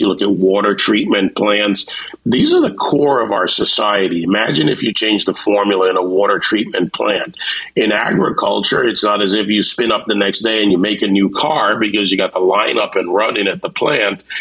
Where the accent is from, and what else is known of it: Jamaica; born or raised there; now in Miami, United States